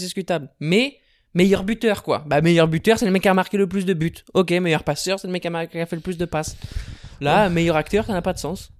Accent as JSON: {"language": "French", "country": "France", "said": "en tant que Français"}